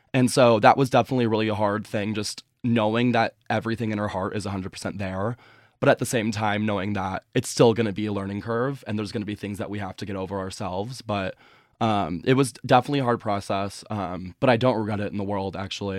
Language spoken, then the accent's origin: English; a suburb outside of Chicago, Illinois, United States; moved away as an adult; also born or lived in Boulder, Colorado; I grew up in a suburb outside of Chicago